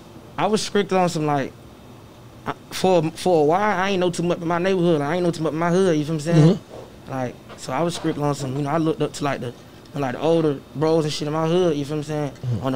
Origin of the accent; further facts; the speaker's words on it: Atlanta, Georgia, United States; also born or lived in Chicago, Illinois; I'm from the West Side. Atlanta, Georgia, you feel what I'm saying? I grew up 320 Fairbrook, Central Methodist Gardens.